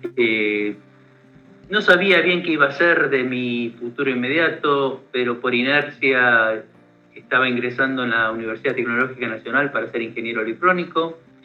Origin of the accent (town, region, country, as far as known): Argentina